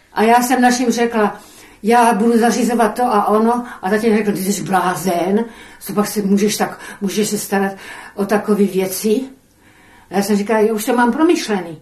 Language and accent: Czech; Olomouc, Olomouc Region, Czechia; narodila jsem se v Olomouci, byla jsem učitelkou.